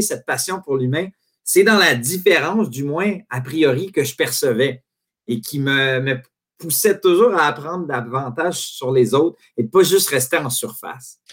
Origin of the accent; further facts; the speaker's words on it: Quebec, Canada; quand tu es un Québécois puis tu veux faire carrière dans le soccer